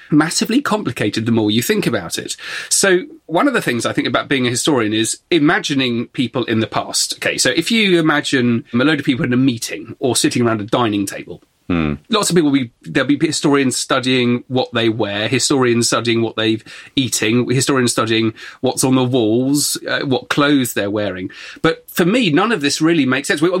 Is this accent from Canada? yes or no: no; Exeter, South West England, United Kingdom; Okay, the... so we're both from Exeter. We both walk past this every day and also chat about history on Cathedral Green quite a lot.